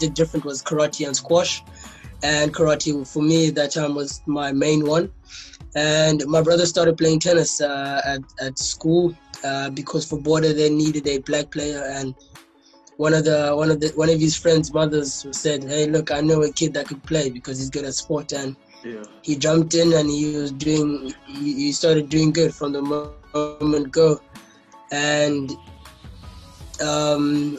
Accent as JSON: {"language": "English", "town": "East London", "region": "Eastern Cape", "country": "South Africa", "tie": "born or raised there", "said": "I was born down in the Eastern Cape, in East London, King Williamstown. Okay. Went to school at Selborne Primary"}